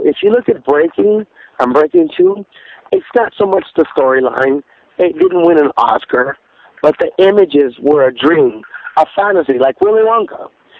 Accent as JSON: {"language": "English", "region": "California", "country": "United States", "tie": "born or raised there", "said": "growing up in California"}